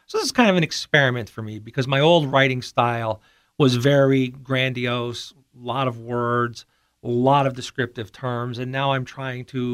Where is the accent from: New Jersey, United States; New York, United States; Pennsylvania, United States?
Pennsylvania, United States; Pittston; also born or lived in Maine / Guam / Hawaii; I grew up in Pittston